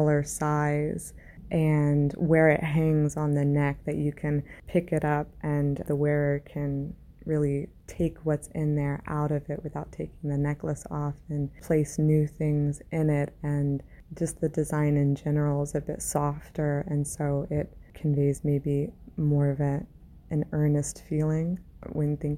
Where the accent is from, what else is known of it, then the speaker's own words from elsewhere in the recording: Indiana, United States; now in Delaware, United States; I'm originally from Indiana in the United States. I'm currently based out of Delaware in the US